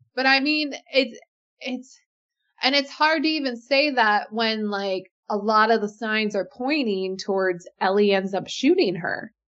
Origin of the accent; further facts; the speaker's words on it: Alaska, United States; I grew up in Alaska